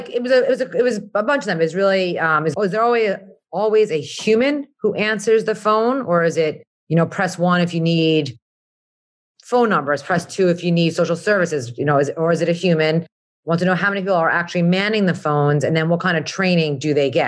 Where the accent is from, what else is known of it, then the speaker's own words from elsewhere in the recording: Long Island, New York, United States; now in Florida, United States; I'm from Long Island, but my grandparents lived up in uh, in Brooklyn